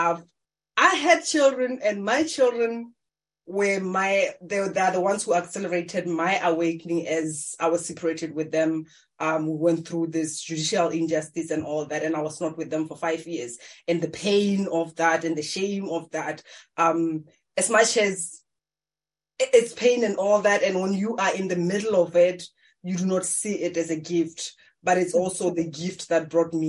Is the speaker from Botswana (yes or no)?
yes; Maun, North-West District, Botswana; I was born in Africa in Maung. It's one of the tourist attraction places. But as a young girl, I just grew up in a farm